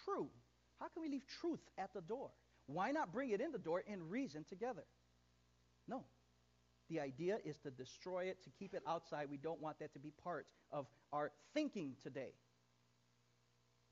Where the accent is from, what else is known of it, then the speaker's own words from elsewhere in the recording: East Chicago, Indiana, United States; my hometown. I'm from East Chicago